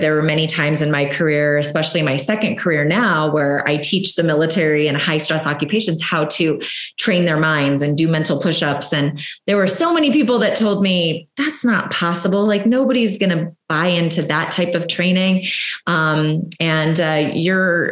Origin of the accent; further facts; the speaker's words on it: Southern California, United States; I grew up in Southern California, which there's quite a few Marine bases out there